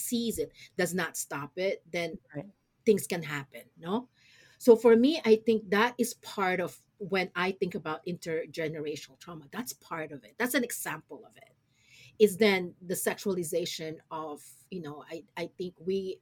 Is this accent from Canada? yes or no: no; Olongapo, Central Luzon, Philippines; moved away; especially me, who grew up in Olongapo City